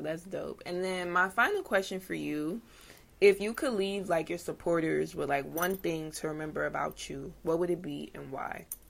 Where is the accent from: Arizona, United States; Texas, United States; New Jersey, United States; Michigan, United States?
New Jersey, United States; I'm from Jersey